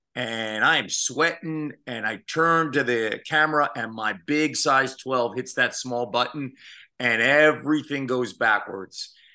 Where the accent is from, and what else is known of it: Phoenixville, Pennsylvania, United States; born or raised there; moved away as an adult; also born or lived in Philadelphia / Iowa